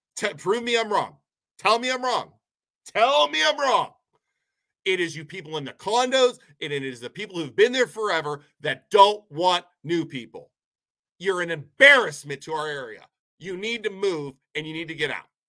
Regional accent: Poland, Ohio, United States; I'm from Poland. My family grew up here.

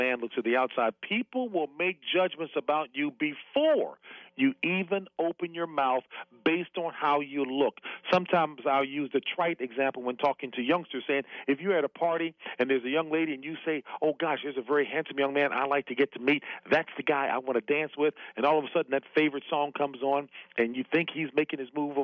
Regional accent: Washington, District of Columbia, United States; I grew up over in Southeast D.C., you know, very modest means.

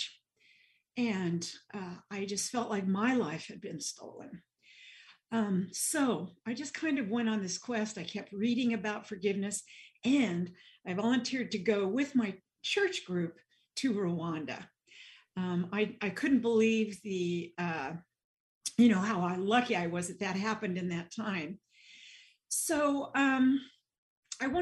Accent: Nebraska, United States; accent: Midwestern twang; now in New Jersey, United States; I grew up in Nebraska, so you'll hear a little bit Midwestern twang and points of view here. But I live in New Jersey now

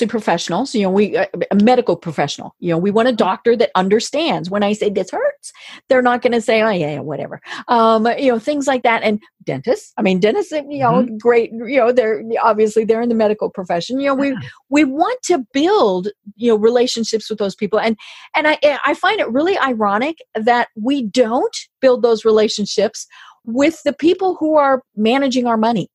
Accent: Colorado, United States; now in Atlanta, United States; I'm from Colorado

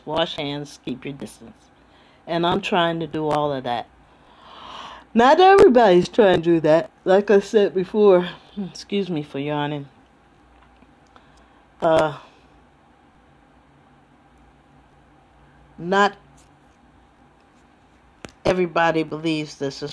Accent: Trenton, New Jersey, United States; now in California, United States; originally I'm from Trenton, New Jersey. But I've been in California since 77

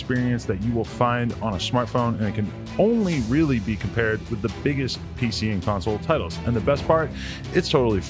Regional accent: East Coast, United States; I'm from the East Coast.

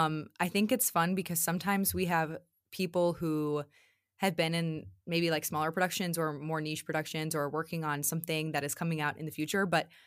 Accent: the South, United States; accent: Southern; So now my Southern accent, my Southern roots are going to come out.

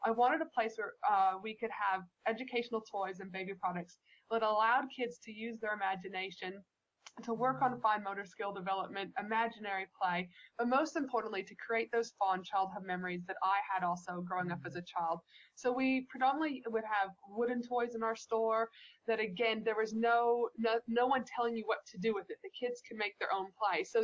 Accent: Canada; back when I was a child growing up in Canada, so many of my fondest memories are outside making, you know, snow angels

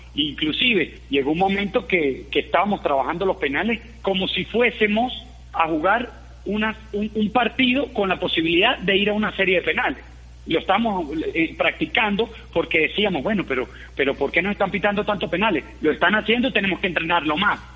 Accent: Mérida, Venezuela; los arqueros merideños

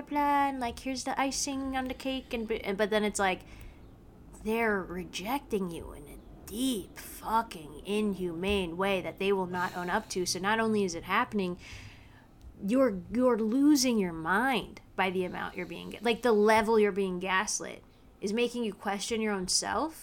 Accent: the South, United States; also born or lived in Virginia / South Carolina; I grew up in South Carolina and Virginia

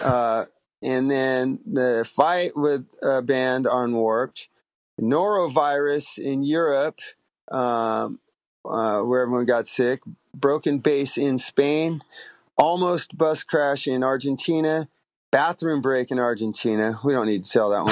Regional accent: Long Beach, California, United States; I grew up in Long Beach

